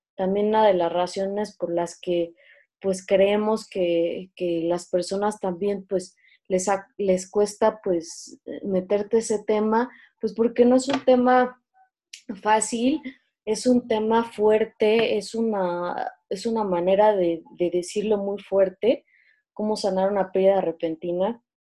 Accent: Mexico; somos mexicanos

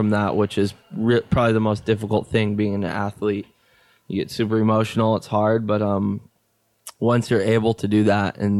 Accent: Maui, North Shore of Oahu, Hawaii, United States; I was born on Maui. And then at the age of 8, my mom moved to the North Shore of Oahu, and I kind of made the transition

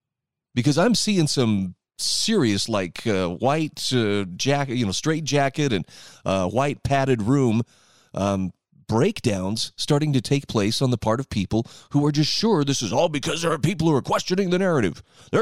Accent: Utah, United States; my wife was telling me my home state of Utah had 3,900 new cases of coronavirus yesterday.

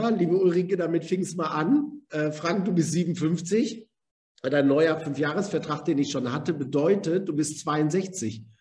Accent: Germany; Wir kennen das als Deutsche, wenn wir sagen, wir haben eine Bestimmung.

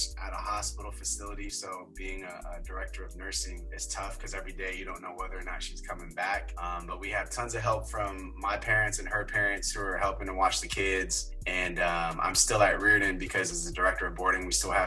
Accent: San Francisco, California, United States; born and raised in San Francisco, grew up in the Sunset

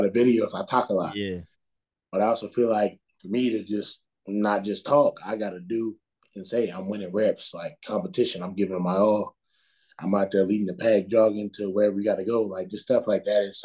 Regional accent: Ohio, United States; moved away as an adult; also born or lived in North Carolina; I grew up in Ohio

